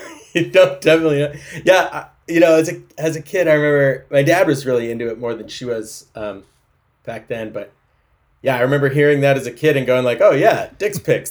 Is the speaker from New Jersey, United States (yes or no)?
no; Fortuna, California, United States; now in Seattle, United States; I was born in Humboldt County on a goat farm in an Airstream trailer on a, in a field of thistles